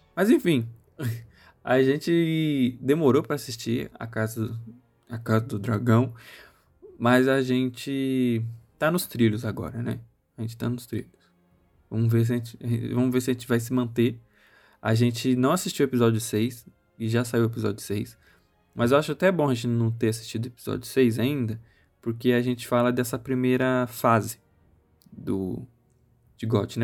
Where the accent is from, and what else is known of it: Brazil